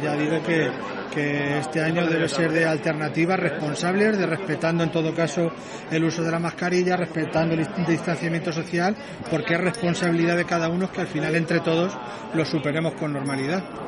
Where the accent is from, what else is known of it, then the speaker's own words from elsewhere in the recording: Ciudad Real, Castilla-La Mancha, Spain; a los que vivimos en Ciudad Real y los que somos de Ciudad Real